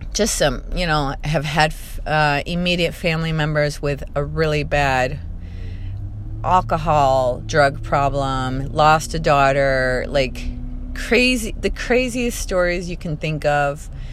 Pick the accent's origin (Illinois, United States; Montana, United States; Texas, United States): Illinois, United States; Chicago; I come from Chicago.